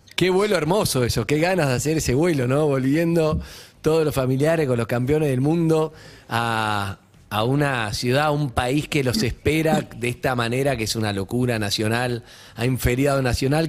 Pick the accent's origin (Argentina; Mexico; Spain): Argentina